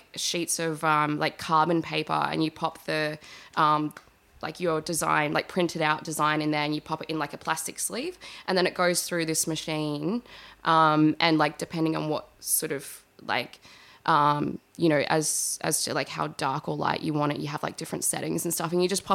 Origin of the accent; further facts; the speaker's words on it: Adelaide, South Australia, Australia; moved away as an adult; also born or lived in Woodend; now in Melbourne, Australia; I had grown up in, you know, like the eastern suburbs of Adelaide